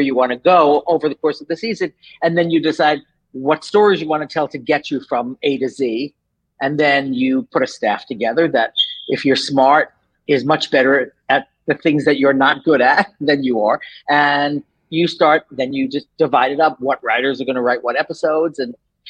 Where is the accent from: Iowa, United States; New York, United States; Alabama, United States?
New York, United States; moved away as an adult; also born or lived in Los Angeles; I'm from New York. So I grew up in New York